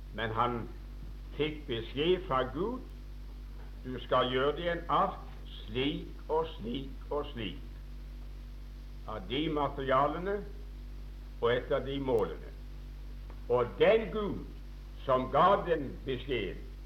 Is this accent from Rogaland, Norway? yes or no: yes; Åkerhamn, Rogaland, Norway; Jeg husker en gang hjemme i Åkerhamn